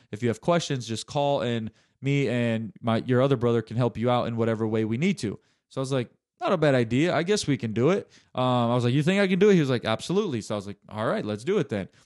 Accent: Chattanooga, Tennessee, United States; University of Tennessee Chattanooga, which is U T C here in my hometown

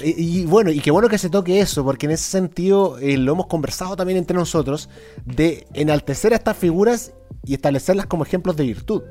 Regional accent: Chile; una sociedad neoliberal como esta, como la chilena

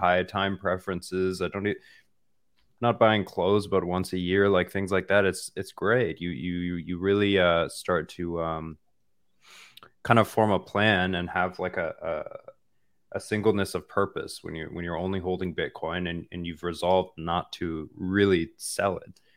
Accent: Iowa, United States; I'm actually from Iowa, pretty, uh, pretty close to Kansas City

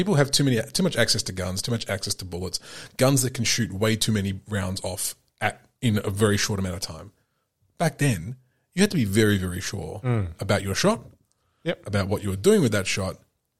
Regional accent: New Zealand; I came here from New Zealand.

